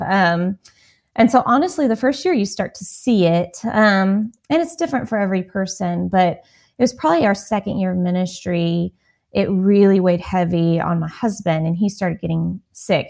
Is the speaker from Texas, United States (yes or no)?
yes; Texas, United States; I grew up in Texas